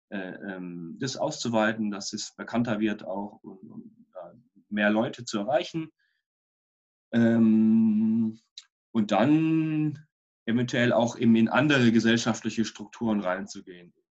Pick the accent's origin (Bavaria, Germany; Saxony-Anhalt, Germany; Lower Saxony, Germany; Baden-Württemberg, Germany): Baden-Württemberg, Germany; Freiburg; Warum Freiburg? Weil es meine Heimatstadt ist und weil ich hier wohnen möchte